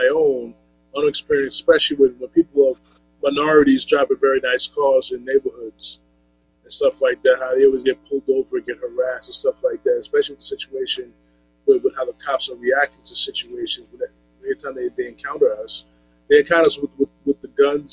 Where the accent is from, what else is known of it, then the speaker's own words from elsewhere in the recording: Uniondale, New York, United States; we grew up in Uniondale